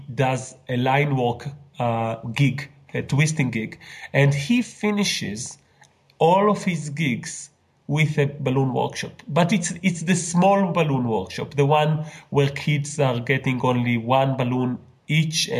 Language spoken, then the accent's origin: English; Israel; I'm from Israel